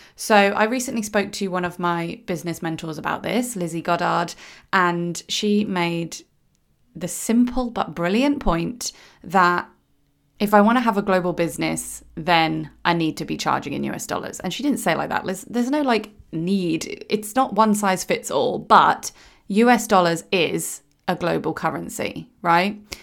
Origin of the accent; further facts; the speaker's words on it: United Kingdom; I am British